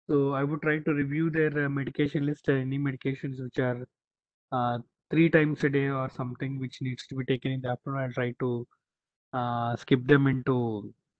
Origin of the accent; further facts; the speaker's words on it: Hyderabad, Telangana, India; Being born and brought up in Hyderabad